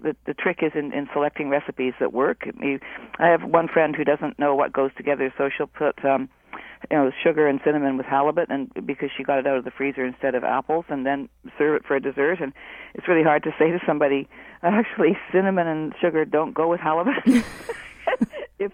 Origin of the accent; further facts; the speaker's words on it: Vancouver Island, British Columbia, Canada; also born or lived in Haida Gwaii; I grew up on Vancouver Island